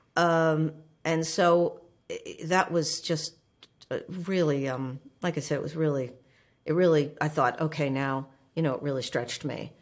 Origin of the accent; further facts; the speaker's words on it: Livingston, New Jersey, United States; moved away as an adult; now in Indiana, United States; I grew up in New Jersey